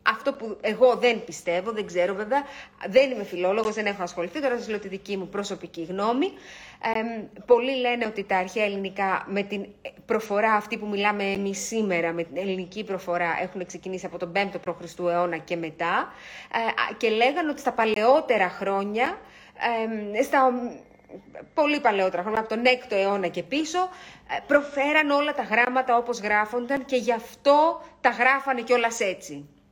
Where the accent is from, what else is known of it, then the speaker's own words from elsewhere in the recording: Greece; είμαστε Έλληνες, έχουμε έναν πολύ αρχαίο πολιτισμό